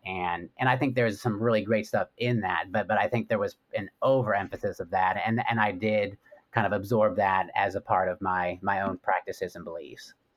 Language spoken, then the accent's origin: English; West Coast, United States; I grew up actually on the West Coast